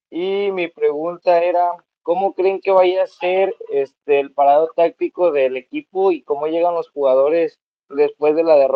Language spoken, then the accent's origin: Spanish; Guadalajara, Jalisco, Mexico; De ah, Guadalajara.